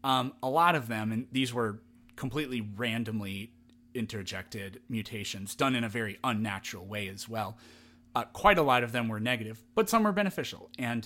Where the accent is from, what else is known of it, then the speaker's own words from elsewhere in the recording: Midwest, United States; I'm from the Midwest originally, so.